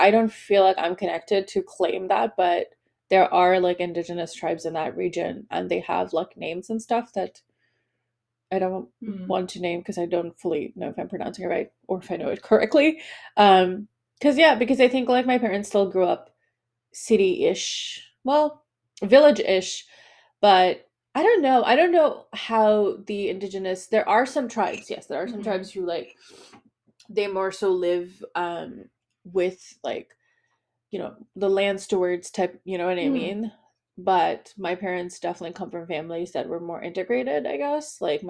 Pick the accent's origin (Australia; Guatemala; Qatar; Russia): Qatar; also born or lived in United States; So I grew up in a lot of different cultures, but okay, so I grew up in Qatar, but I am Bengali, but I also moved to the US and I have most of my family in England.